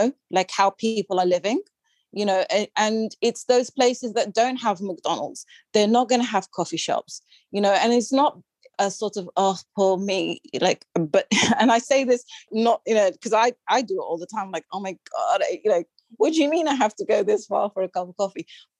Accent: United Kingdom; accent: British; also born or lived in Sudan; my light skin and my British accent

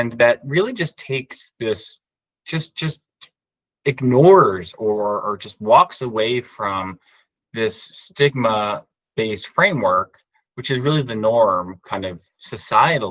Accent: New York, United States; I grew up in New York

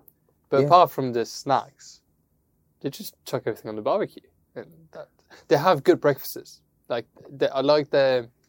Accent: Luxembourg; English is a second language; I'm from Luxembourg

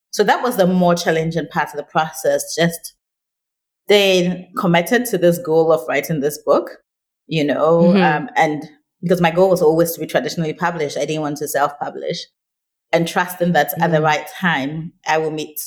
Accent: Ghana; I think of myself almost like an African first before I think of myself as a Ghanaian

